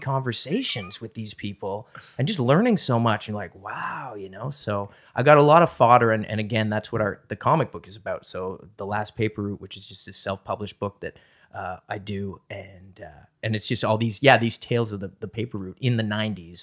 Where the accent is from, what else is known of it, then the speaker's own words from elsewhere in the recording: Halifax, Nova Scotia, Canada; moved away as an adult; also born or lived in Toronto; I grew up in Halifax, and I was kind of back and forth between Halifax and Toronto